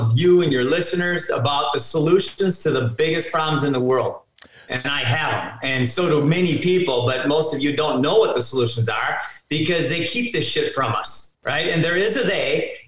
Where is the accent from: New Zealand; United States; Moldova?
United States; Minnesota; I grew up in Minnesota, suburb kid, just a standard house